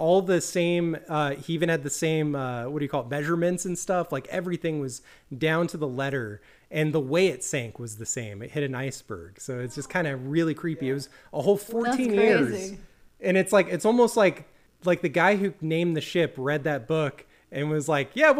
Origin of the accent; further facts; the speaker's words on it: Jacksonville, Florida, United States; we're all from Jacksonville